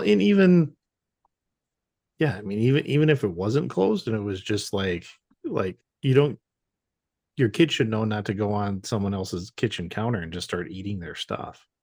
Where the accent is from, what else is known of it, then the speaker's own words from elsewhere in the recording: Wisconsin, United States; I'm born and raised in Wisconsin, uh, slightly north